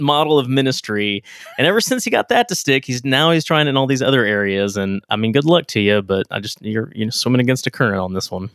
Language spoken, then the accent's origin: English; Texas, United States; now in Kentucky, United States; I grew up in Texas